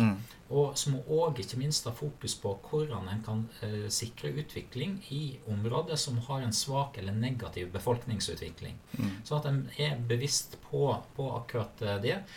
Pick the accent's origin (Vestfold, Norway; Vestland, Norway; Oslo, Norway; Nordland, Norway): Vestland, Norway; Sogn og Fjordane; moved away as an adult; also born or lived in Naustdal; now in Akershus, Norway; der jeg eh, opprinnelig kommer fra, som er uh, Sogn og Fjordane. Sunnfjord